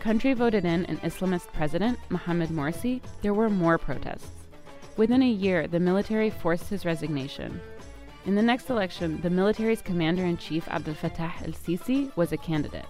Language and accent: English; Cairo, Cairo Governorate, Egypt; moved away as an adult; I grew up in Cairo